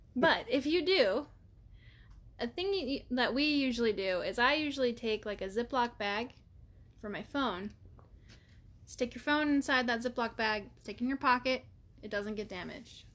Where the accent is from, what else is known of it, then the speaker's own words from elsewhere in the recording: Utah, United States; I'm from Utah